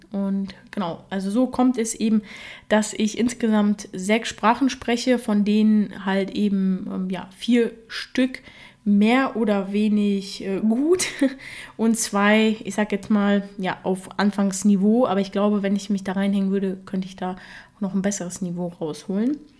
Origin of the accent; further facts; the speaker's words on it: Germany; first language Russian; Ich bin ja mit drei Jahren nach Deutschland gekommen und meine Muttersprache ist Russisch